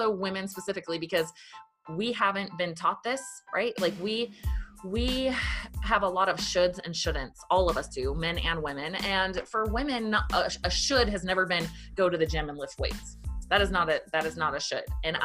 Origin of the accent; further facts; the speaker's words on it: Virginia, United States; I grew up in Virginia, very poor family